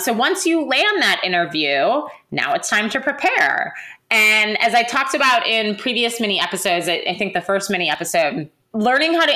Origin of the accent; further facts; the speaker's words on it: Milwaukee, Wisconsin, United States; I'm from Milwaukee.